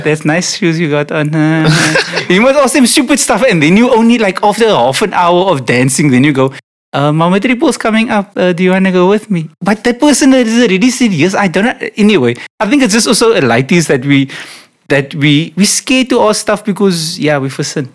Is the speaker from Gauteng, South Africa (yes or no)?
no; Cape Town, Western Cape, South Africa; it's Rondebosch East. I grew up in proper Rondebosch East in the avenues